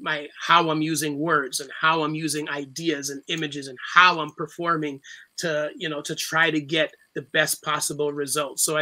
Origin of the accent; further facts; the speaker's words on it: Toronto, Ontario, Canada; growing up in Scarborough